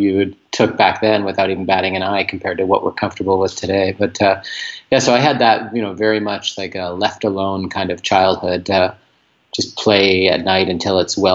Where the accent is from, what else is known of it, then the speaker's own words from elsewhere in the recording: Port Moody, British Columbia, Canada; now in Vancouver, Canada; I grew up about 25 clicks, like kilometers outside of where I am now in a suburb called Port Moody.